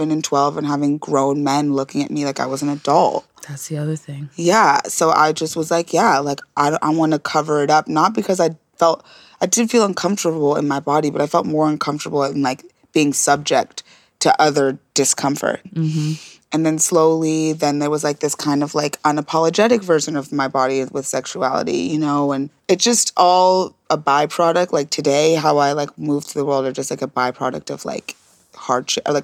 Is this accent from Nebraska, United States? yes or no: yes; Nebraska, United States; I grew up in Nebraska.